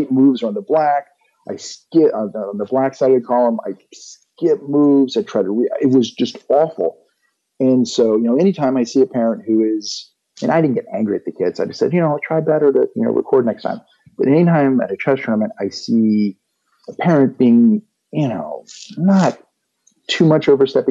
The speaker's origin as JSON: {"language": "English", "region": "West Virginia", "country": "United States", "tie": "born or raised there", "said": "my growing up in West Virginia"}